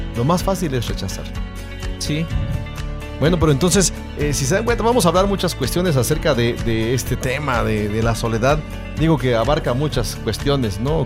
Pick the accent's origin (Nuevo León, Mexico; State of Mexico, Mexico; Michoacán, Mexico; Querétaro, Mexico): Michoacán, Mexico; Tangamandapio; lugar donde yo nací. Siempre digo ahí, Tamangandapio